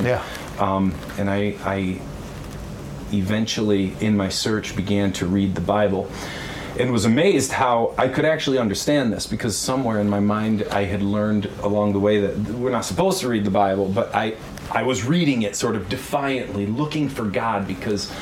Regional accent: Westphalia, Michigan, United States; I grew up in Westphalia, Michigan.

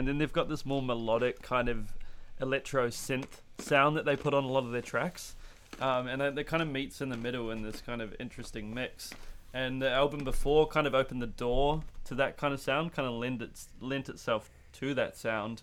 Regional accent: Wellington, New Zealand; now in Melbourne, Australia; Yeah, I'm Wellington

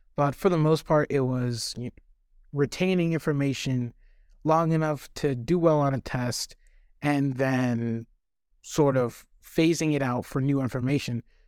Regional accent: Kingsport, Tennessee, United States; also born or lived in Cape Town, South Africa; I've been living here since, like I said, I was four, so there's a lot of childhood memories here too.

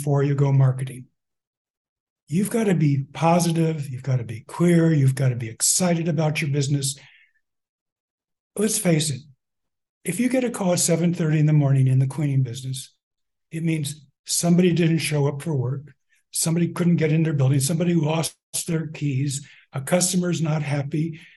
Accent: Albuquerque, New Mexico, United States; moved away; I was born in Albuquerque

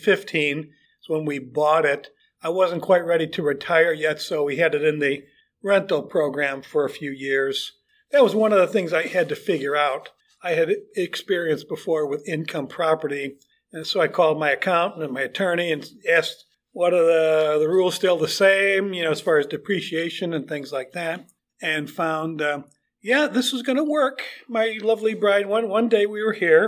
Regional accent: Chicago, Illinois, United States; moved away as an adult; also born or lived in Fort Wayne, Indiana; now in The Villages, United States; I grew up in Chicago, in and around Chicago, so I'm a diehard Cub fan

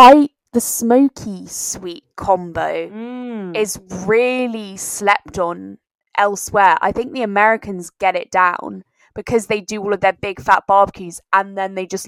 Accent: France; moved away; I was brought up in France

